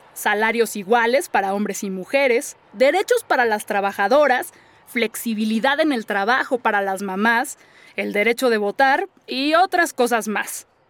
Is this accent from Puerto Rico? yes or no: no; Mexico City, Mexico; Soy escritora y soy una verdadera chilanga